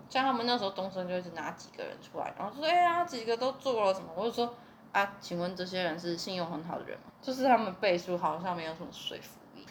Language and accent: Chinese; southern Taiwan, Taiwan; 我们南部人会一餐要一百块，就觉得有那么一点贵